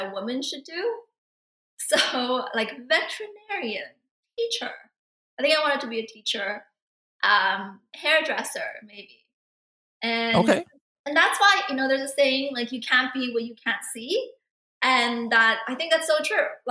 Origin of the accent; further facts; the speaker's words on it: Vancouver, British Columbia, Canada; moved away as an adult; also born or lived in Jiangxi, China / Albuquerque, United States; now in United States; lived most of my life in Vancouver